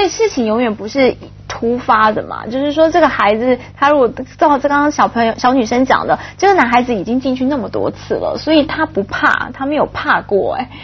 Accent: Taipei, Taiwan; moved away; 我以前念北一女中，就是台湾就是第一志愿的女子中学

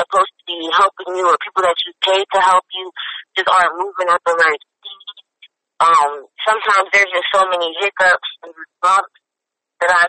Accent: New Jersey, United States; now in Atlanta, United States; I'm originally from New Jersey, but I live in Atlanta

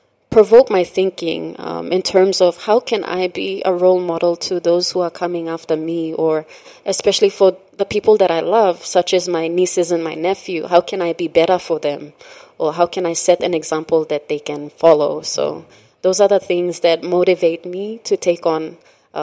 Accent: Morobe, Papua New Guinea; also born or lived in East Sepik; we were raised in Pololo, Gurako

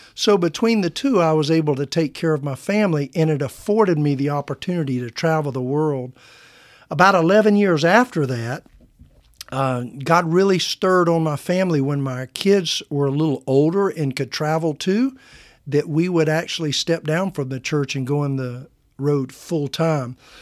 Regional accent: Midwest, United States; accent: a little twang; moved away as an adult; now in Oklahoma, United States; where I was from, we called it the Midwest

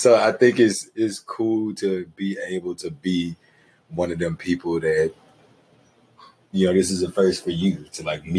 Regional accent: Shreveport, Louisiana, United States; moved away as an adult; now in Los Angeles, United States; I'm from Shreveport, aka the Ratchet City, aka the 318

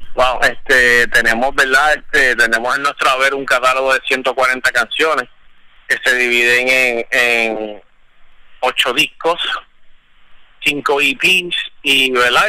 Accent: Puerto Rico; yo soy de Puerto Rico

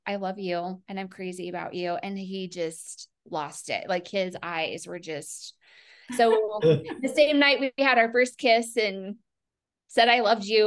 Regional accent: Colorado, United States; he and I are both born and raised in Colorado

